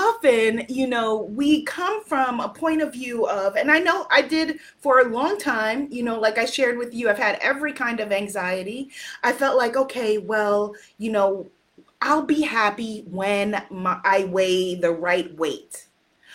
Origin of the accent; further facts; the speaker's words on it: United States; I'm an American